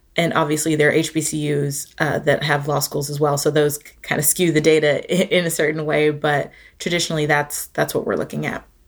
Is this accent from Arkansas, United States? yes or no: no; Atlanta, Georgia, United States; now in Charlottesville, United States; I'm originally from Atlanta, Georgia